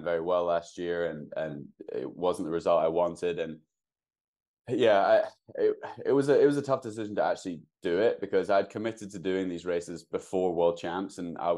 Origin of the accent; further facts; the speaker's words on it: United Kingdom; now in Seattle, United States; I'm a British 1500 meter runner